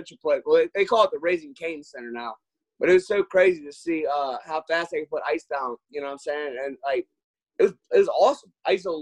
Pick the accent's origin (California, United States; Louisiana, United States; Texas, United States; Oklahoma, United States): Louisiana, United States; Cajun; accent: Louisiana accent; I'm a Cajun, so we got a little bit of a, you know, everybody came down from Newfoundland and everything. That's where my people came from